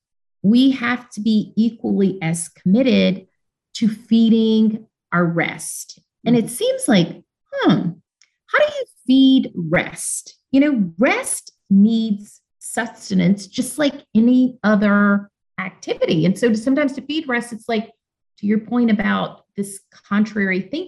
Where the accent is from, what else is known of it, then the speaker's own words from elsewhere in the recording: Birmingham, Alabama, United States; moved away as an adult; now in Washington, D.C., United States; I was born in Birmingham, Alabama, to two parents who had endured all of the ugliness tied and attached to growing up in southern states